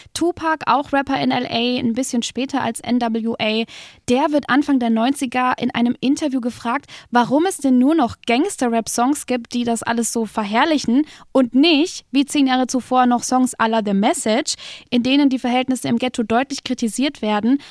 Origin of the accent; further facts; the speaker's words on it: Fürth, Bavaria, Germany; komme ich aus Fürth